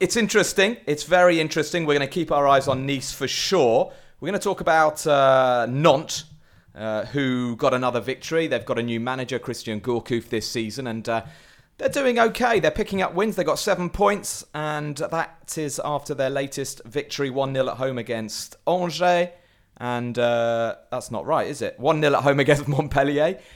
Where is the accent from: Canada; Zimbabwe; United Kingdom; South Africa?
United Kingdom; England; as an Englishman